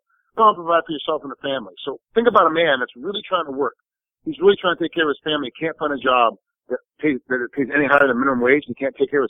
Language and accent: English; Rochester, New York, United States; now in Las Vegas, United States; I'm from Rochester, New York. So my team is Buffalo.